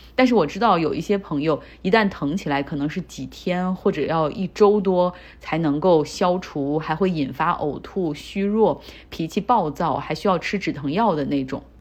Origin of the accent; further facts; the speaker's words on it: Harbin, Heilongjiang, China; now in United States; 我家乡哈尔滨